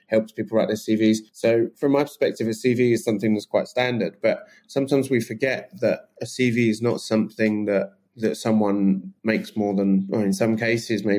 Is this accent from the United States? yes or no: no; England, United Kingdom; I'm so English.